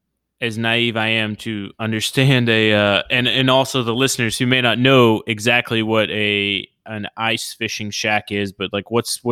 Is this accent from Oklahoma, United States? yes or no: yes; Oklahoma, United States; Because the furthest I lived north is like my home state in Oklahoma. And then for the rest of my life, I've lived in the southern part of the United States, be it on the West Coast or the East Coast.